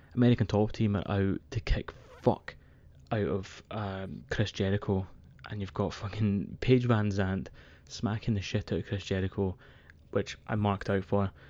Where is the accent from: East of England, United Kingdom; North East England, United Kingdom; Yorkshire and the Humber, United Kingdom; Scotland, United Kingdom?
Scotland, United Kingdom; I'm a man from Scotland